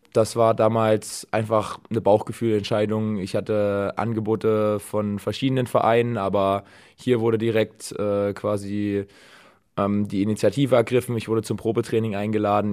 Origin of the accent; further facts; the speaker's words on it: Dresden, Saxony, Germany; now in Düren, Germany; meine Heimatstadt Dresden